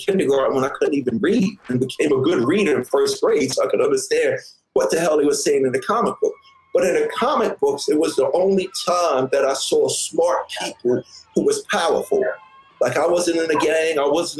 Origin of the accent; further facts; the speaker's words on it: Queens, New York, United States; me growing up in Hollis, Queens, I went to Catholic school my whole life.